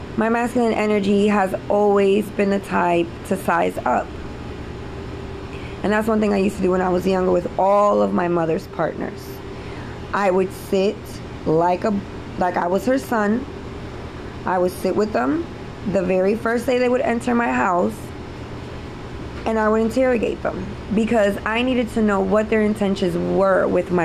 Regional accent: New York City, New York, United States; I'm from the city. I grew up in New York City, Spanish Harlem.

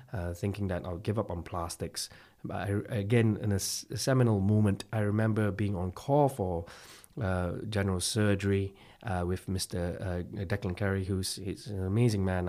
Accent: Malaysia; now in Belfast, United Kingdom; I'm from Malaysia, actually, and I've, uh, hailed from a small little town called Sathyawan in Malaysia with a population of less than ten thousand at a time.

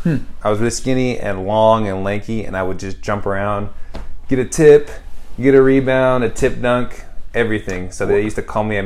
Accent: Rocklin, California, United States; moved away as an adult; also born or lived in Honduras / Finland; So I'm from Rockland, California, just right outside of Sacramento. I grew up there my whole life, born and raised.

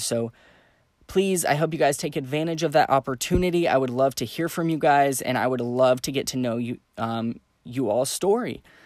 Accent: Santa Fe, New Mexico, United States; moved away; I grew up in Santa Fe, New Mexico

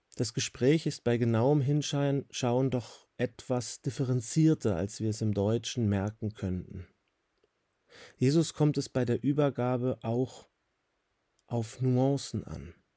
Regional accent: Switzerland; Hier bei uns in der Schweiz

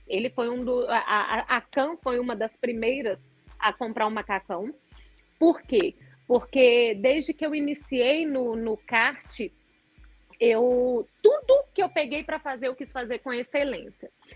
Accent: Belo Horizonte, Minas Gerais, Brazil; moved away as an adult; now in Betim, Brazil; eu sou de Belo Horizonte. Eu vivi lá até 10 anos atrás

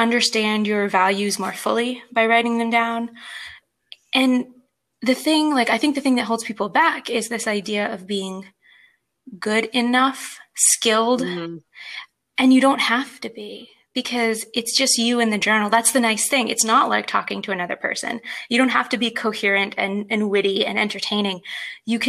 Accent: United States; I'm American.

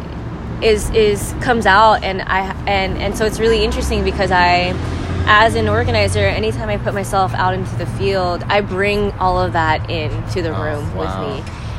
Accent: Philippines; thinking about like my identity as a Filipina.

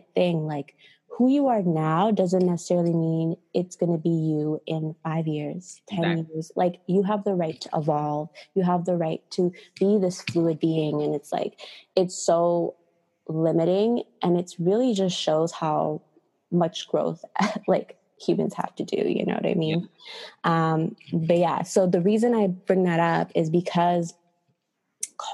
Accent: United States; I was born in the States

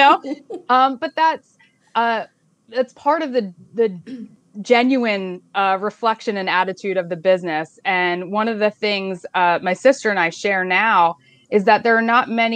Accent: Pottsgrove, Pennsylvania, United States; I grew up in Potts Grove. I actually went to Potts Grove and graduated late 90s from Potts Grove

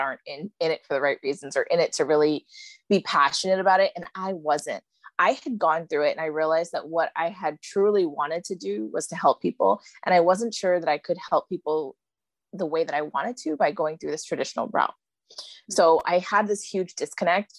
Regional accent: New York, United States; moved away; I grew up in New York, you know, like really like a big city girl.

